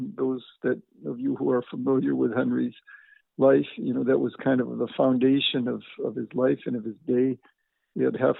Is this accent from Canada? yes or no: no; Syracuse, New York, United States; moved away as an adult; also born or lived in Rome / Ukraine; now in Philadelphia, United States; I was born in Syracuse, not too far away from where you are, in New York State.